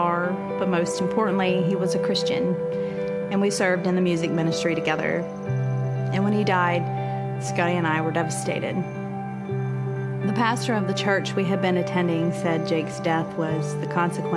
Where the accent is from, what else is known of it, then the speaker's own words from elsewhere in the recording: Southern Ohio, United States; We raised the boys where we grew up in Southern Ohio